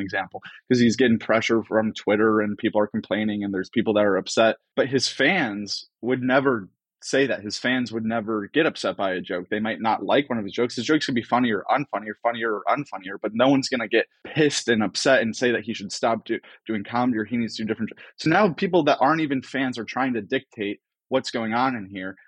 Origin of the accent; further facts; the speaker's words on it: Cleveland, Ohio, United States; I grew up in Cleveland